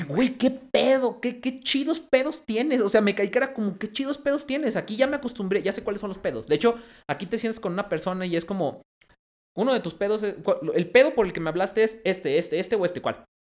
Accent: León, Guanajuato, Mexico; also born or lived in Mexico City; now in Zacatecas, Mexico; yo nací en León.

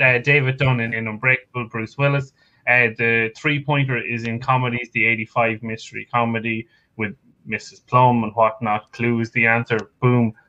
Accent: Ireland; accent: Irish; I'm, I'm Irish. Okay, it's the accent.

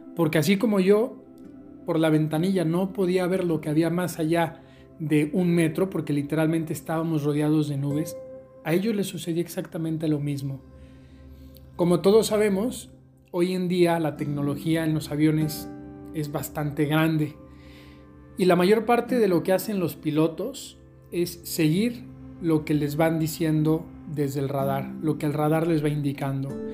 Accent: Aguascalientes, Mexico; les mando un saludo desde Aguascalientes, mi tierra, aquí en México

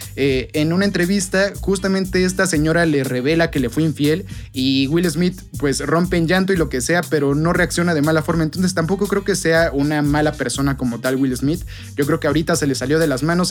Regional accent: Mexico; como mexicano y como futbolista

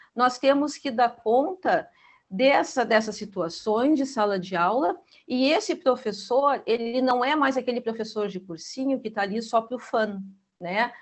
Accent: Gaúcha, Rio Grande do Sul, Brazil; Eu sou gaúcha, eu tenho meu sotaque

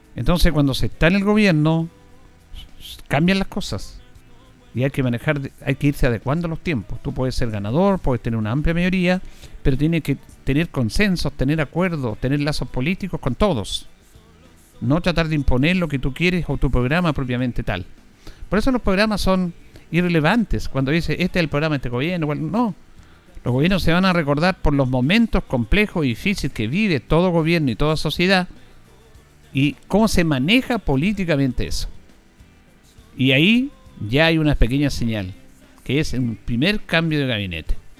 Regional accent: Chile; nosotros como chilenos

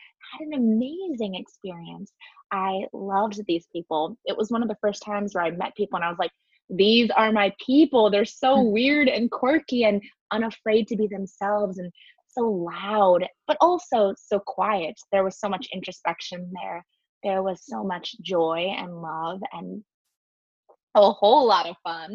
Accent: San Diego, California, United States; moved away as an adult; now in New York, United States; me growing up in San Diego

